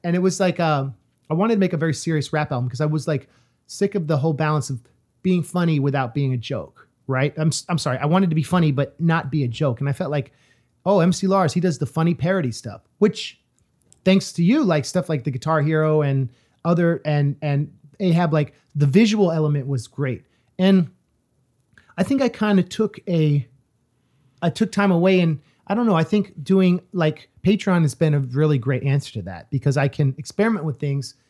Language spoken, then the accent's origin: English; California, United States; moved away; also born or lived in East Coast; as a Californian who lived on the East Coast